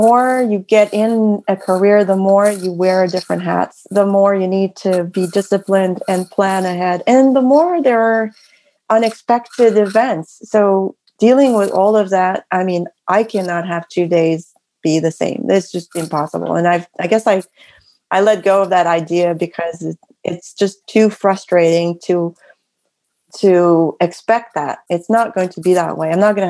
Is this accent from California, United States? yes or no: yes; San Francisco, California, United States; born there; And I mean, I was born in San Francisco, first of all.